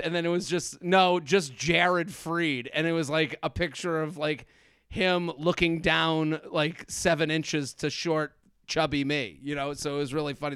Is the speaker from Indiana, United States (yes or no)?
no; Needham, Massachusetts, United States; moved away as an adult; now in New York, United States; I grew up, uh, in Needham, outside of Boston, and I moved